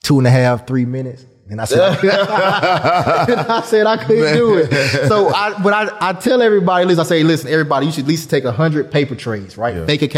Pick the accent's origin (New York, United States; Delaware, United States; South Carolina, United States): South Carolina, United States; Yeah, we ain't have. I mean, my mom worked two jobs.